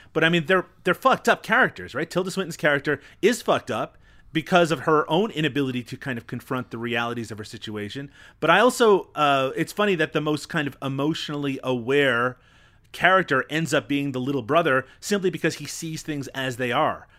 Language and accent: English; Newfoundland and Labrador, Canada; I come from Newfoundland, which is notorious in my own country